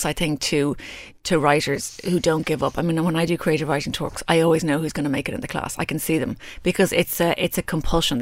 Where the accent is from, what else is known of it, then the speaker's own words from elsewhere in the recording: Ireland; I'm Irish